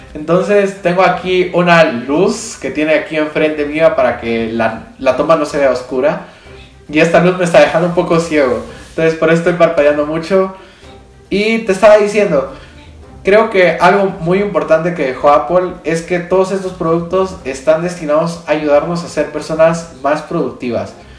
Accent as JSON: {"language": "Spanish", "country": "Guatemala", "said": "yo soy de Guatemala, tenemos quetzales"}